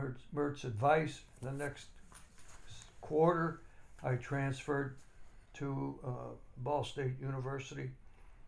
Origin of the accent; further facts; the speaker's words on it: Gary, Indiana, United States; I was born and raised in Gary, Indiana.